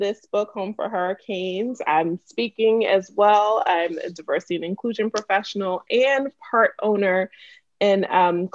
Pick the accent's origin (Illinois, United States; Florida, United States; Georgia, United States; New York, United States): New York, United States; Wyandanch; also born or lived in Freeport, Long Island; I'm born and raised in Wyandanche, second generation